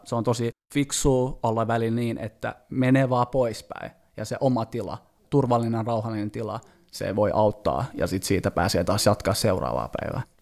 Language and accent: Finnish; Finland; mä oon kasvanut Suomessa